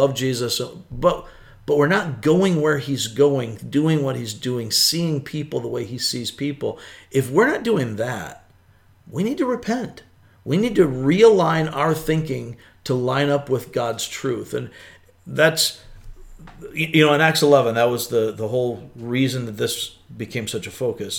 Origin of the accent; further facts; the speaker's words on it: United States; I see myself as first and foremost an American